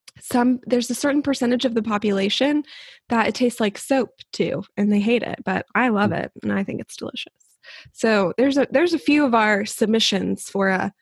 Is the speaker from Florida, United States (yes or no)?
yes; Jacksonville, Florida, United States; moved away as an adult; now in Wales, United Kingdom; I have this deep appreciation for Jacksonville, my hometown, that I never had before.